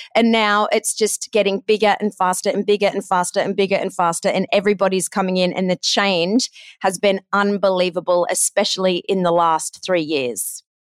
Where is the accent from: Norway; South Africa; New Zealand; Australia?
Australia; accent: Aussie; moved away as an adult; also born or lived in Ohio, United States / Los Angeles, United States / London, United Kingdom; I'm Australian